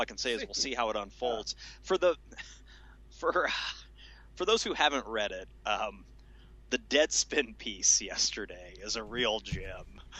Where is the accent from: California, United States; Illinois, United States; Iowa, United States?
Illinois, United States; Central; all of us growing up in Central Illinois, obviously we were surrounded by Cardinals fans